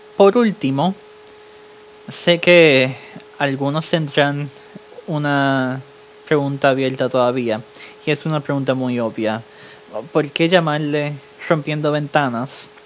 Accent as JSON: {"language": "Spanish", "country": "Puerto Rico", "tie": "born or raised there", "also_born_or_lived": "New York", "moved": "yes", "lives_now": "Germany", "said": "soy estudiante boricua en Alemania. Fui criado en Puerto Rico y nació en Nueva York"}